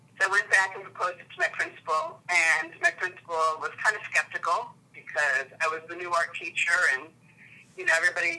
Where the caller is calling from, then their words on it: Waltham, Massachusetts, United States; I'm calling in from Waltham, Massachusetts, which is a small city just west of Boston.